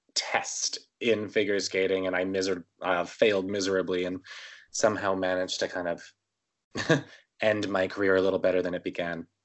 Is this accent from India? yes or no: no; Winnipeg, Manitoba, Canada; I was born in Winnipeg, Manitoba, Canada, uh, January twenty-seventh, nineteen eighty-five